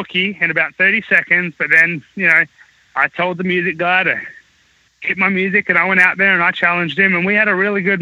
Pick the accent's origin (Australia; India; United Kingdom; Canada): Australia; moved away as an adult; now in United States; I was from Australia